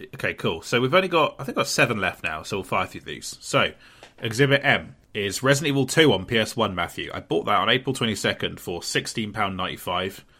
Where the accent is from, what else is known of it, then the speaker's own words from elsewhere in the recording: Portsmouth, South East England, United Kingdom; my hometown of Portsmouth